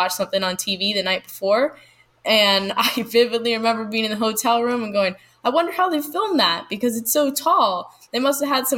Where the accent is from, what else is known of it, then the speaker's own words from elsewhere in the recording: Florida, United States; Growing up in Florida, I went to Jacksonville a lot, Tampa Bay